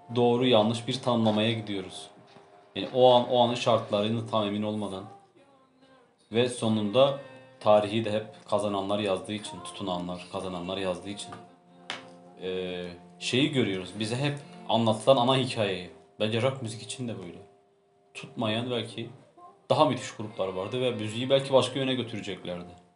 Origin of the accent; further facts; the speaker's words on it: Turkey; biz bir Türk olarak